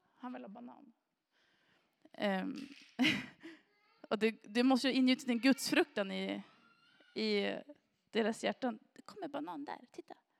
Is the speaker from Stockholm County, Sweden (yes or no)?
no; Granö, Västerbotten County, Sweden; also born or lived in Sorsele; jag har ju vuxit upp här i kommunen och jag har vuxit upp i Granö.